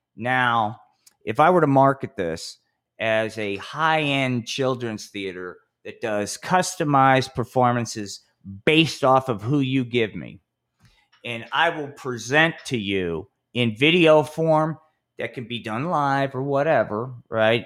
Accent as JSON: {"language": "English", "town": "Atlantic City", "region": "New Jersey", "country": "United States", "tie": "born or raised there", "said": "my hometown, Atlantic City."}